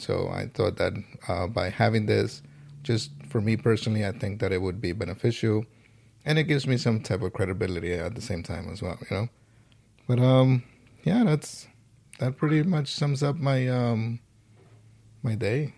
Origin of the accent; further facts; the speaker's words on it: New York City, New York, United States; I am from the Boogie Down Bronx